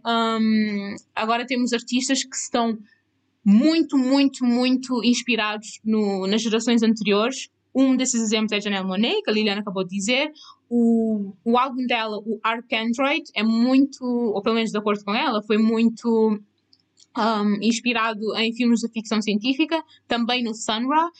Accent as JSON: {"language": "Portuguese", "country": "Cape Verde", "tie": "born or raised there", "moved": "yes", "said": "eu também nasci em Cabo Verde. E nasci em Cabo Verde. Eu cresci em Cabo Verde"}